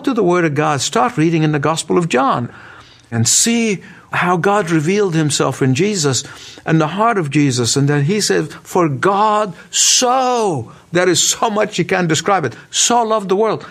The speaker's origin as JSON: {"language": "English", "country": "Egypt", "tie": "born or raised there", "said": "my hometown, the country of Egypt"}